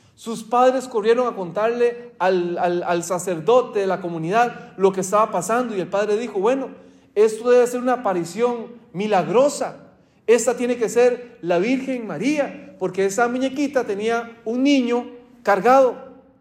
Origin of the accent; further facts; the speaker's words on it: Costa Rica; moved away; mi país, de Costa Rica